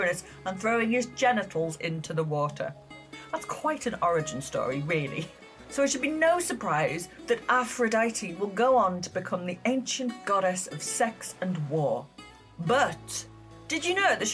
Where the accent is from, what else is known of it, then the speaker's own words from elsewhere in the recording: Cumbria, North West England, United Kingdom; accent: northern; moved away as an adult; now in Leeds, United Kingdom; I'm born and raised in Cumbria, and I've lived in Leeds since I was 18, so I'm a bit of a mix mash